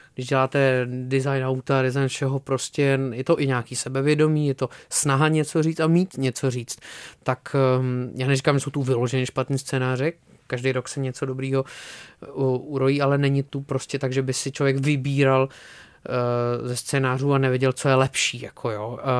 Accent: Czechia; jako Češi trošku nemáme co říct

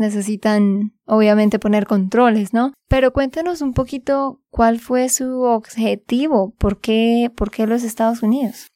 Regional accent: Santander, Colombia; de Santander, Colombia

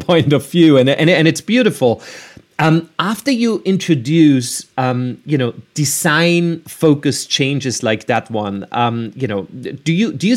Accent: Vienna, Austria; moved away; I'm from Vienna, Austria.

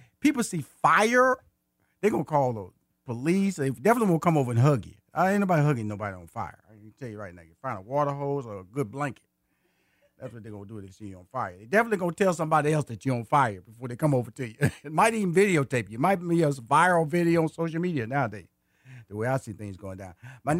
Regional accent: Houston, Texas, United States; also born or lived in Atlanta, Georgia; In Houston, and I am a native Houston. I was born in Houston. I went to high school in Houston. I went to college in Houston. I got married in Houston. And I still live in Houston, and also live in Atlanta, Georgia.

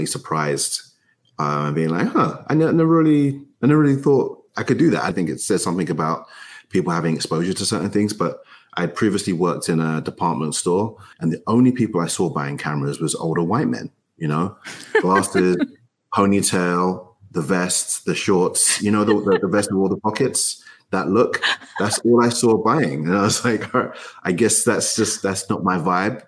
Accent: London, United Kingdom; now in Chicago, United States; I grew up in East London

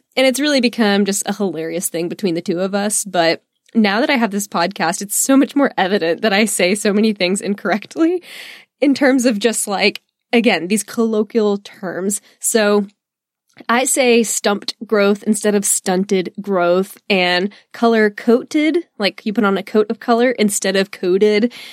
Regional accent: Texas, United States; I am just a Texan

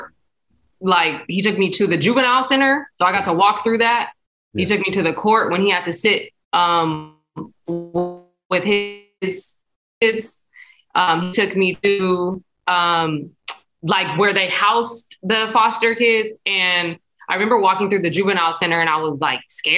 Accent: San Diego, California, United States; I'm from Spring Valley, which is like Southeast San Diego

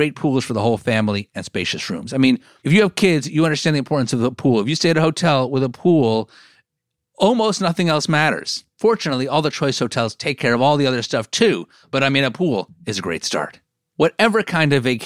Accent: the New York area, United States; growing up in the New York area, I was always taught about slavery

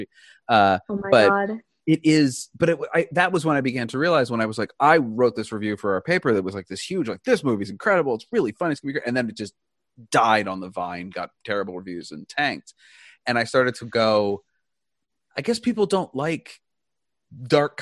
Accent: Wilmington, Delaware, United States; I grew up in Wilmington, Delaware.

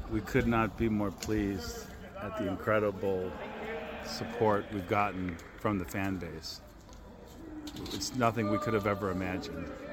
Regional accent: United States; as an American

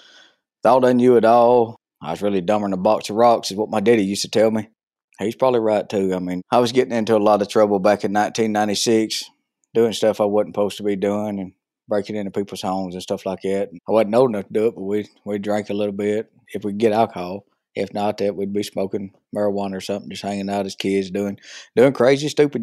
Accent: Armuchee, Georgia, United States; also born or lived in Rome, Georgia / Silver Creek, Georgia; I was born in Rome, Georgia, Floyd County. Most of my childhood, my early childhood, I grew up in Armurchie.

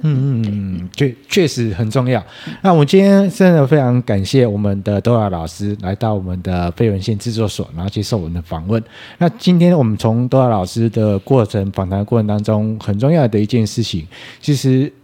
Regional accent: Taiwan; 我们台湾人对于英文这件事情，读跟写是很擅长的

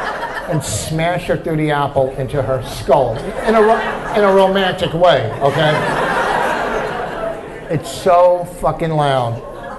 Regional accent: New Jersey, United States; You know, I'm a Jew from New Jersey, you know.

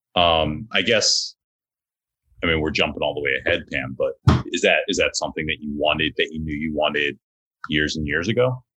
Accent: Ambler, Pennsylvania, United States; growing up in Ambler

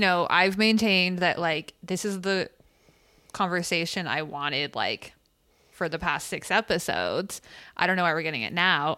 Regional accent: California, United States; We're being Californian

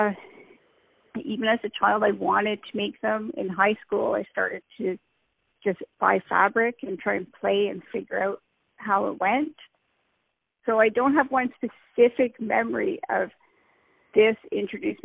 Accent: Cambridge, Ontario, Canada; moved away as an adult; also born or lived in South Korea; I was born and raised in Cambridge, Ontario, Canada, which is about an hour away from Toronto.

